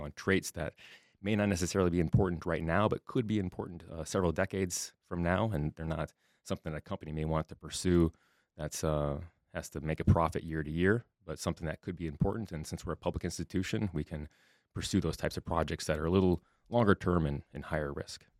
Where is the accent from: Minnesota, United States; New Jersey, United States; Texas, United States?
Minnesota, United States; Southwest; moved away as an adult; also born or lived in Wisconsin / New York / Nebraska; come back here to Minnesota, my home state